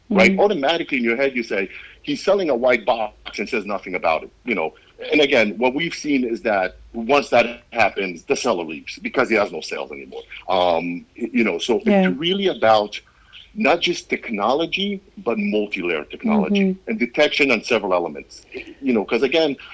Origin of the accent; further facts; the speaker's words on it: Israel; I grew up in Israel. I went to Israeli army. I grew up in Israel